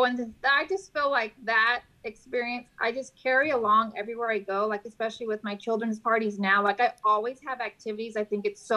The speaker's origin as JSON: {"language": "English", "town": "San Antonio", "region": "Texas", "country": "United States", "moved": "as an adult", "lives_now": "Corpus Christi, United States", "said": "I'm originally from San Antonio"}